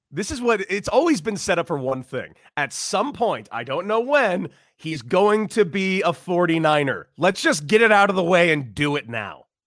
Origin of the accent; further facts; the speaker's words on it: Los Angeles, California, United States; Born and raised in Los Angeles